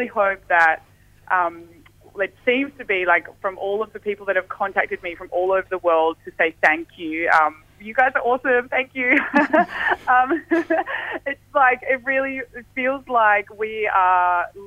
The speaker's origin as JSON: {"language": "English", "region": "South Coast of Western Australia", "country": "Australia", "tie": "born or raised there", "said": "That wave's actually in my hometown"}